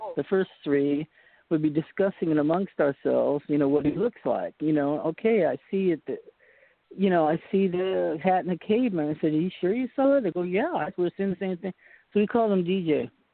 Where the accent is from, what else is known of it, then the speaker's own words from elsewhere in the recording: Boston, Massachusetts, United States; moved away; My mom was born in uh, Poughkeepsie, New York, but I was born in Boston